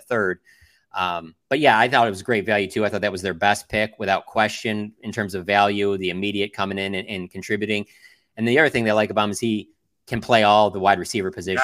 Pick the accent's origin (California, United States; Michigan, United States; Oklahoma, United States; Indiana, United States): Michigan, United States; Detroit; I'm actually from Detroit